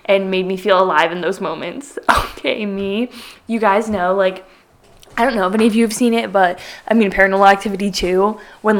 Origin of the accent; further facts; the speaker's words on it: Southwest Connecticut, United States; I am from Southwest Connecticut